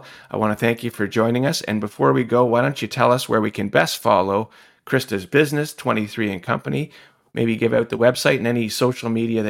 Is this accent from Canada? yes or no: yes; Toronto, Ontario, Canada; I'm born and bred in Toronto.